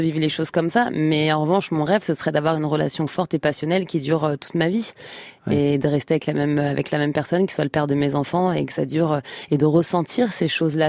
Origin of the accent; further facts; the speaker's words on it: Trappes, Île-de-France, France; j'ai grandi à Trappes dans le 118 dans une famille modeste